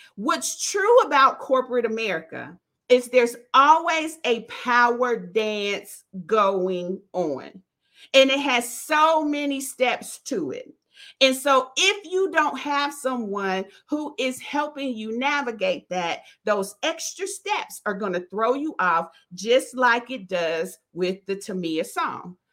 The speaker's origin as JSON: {"language": "English", "town": "Dayton", "region": "Ohio", "country": "United States", "tie": "born or raised there", "said": "I'm from Dayton, Ohio. We come from an area where they have, I think, line dances to every song that you can think"}